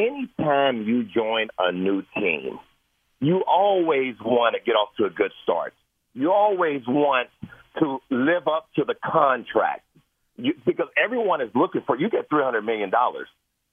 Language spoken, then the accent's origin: English; Cincinnati, Ohio, United States; I'm from Avondale.